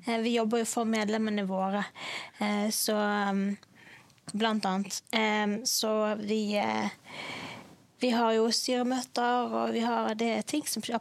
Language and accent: Norwegian; Bergen, Vestland, Norway; er fra Bergen.